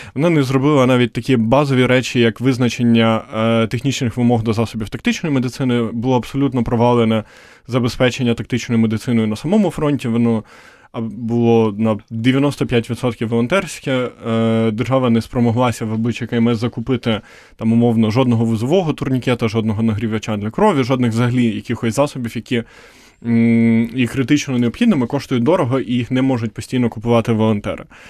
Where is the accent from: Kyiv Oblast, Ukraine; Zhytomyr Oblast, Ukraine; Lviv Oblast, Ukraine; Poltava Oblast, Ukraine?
Poltava Oblast, Ukraine; Poltava; я сам з Полтави, це типу відносно такий центр схід